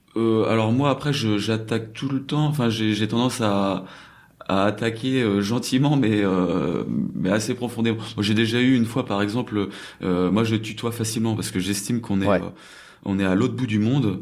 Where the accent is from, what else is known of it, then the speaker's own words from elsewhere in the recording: France; moved away as an adult; also born or lived in New Zealand / China / South Korea; now in Seoul, South Korea; quand je rentre en France ou quand j'ai grandi en France